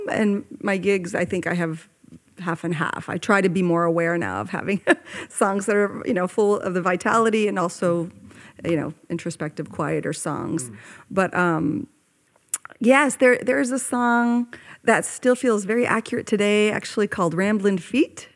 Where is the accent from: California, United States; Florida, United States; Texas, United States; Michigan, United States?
California, United States; Oakland; I grew up in Oakland, California